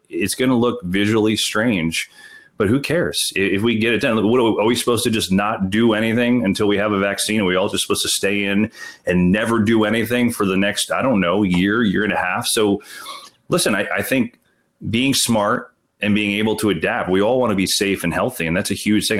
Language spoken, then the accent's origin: English; Bloomfield, New Jersey, United States; growing up in Bloomfield, New Jersey